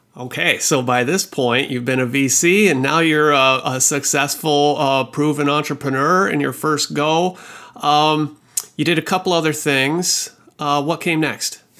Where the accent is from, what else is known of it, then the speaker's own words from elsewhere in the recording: Midwest, United States; now in Seattle, United States; I'm a Midwestern boy